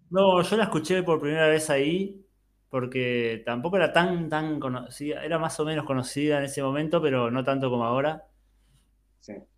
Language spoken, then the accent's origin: Spanish; Bahía Blanca, Buenos Aires Province, Argentina; moved away as an adult; now in Montevideo, Uruguay; Yo viví toda mi vida en Bahía Blanca, hasta los 32 años y de ahí me vine a vivir a Montevideo